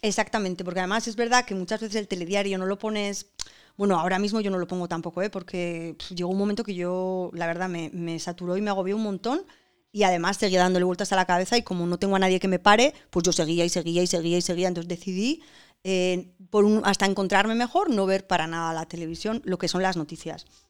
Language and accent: Spanish; San Sebastián, Basque Country, Spain; somos todos donostiarras